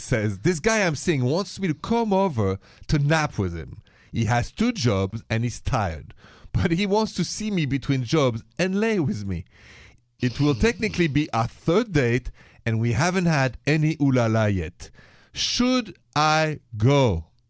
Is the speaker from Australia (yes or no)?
no; France; moved away; I'm from France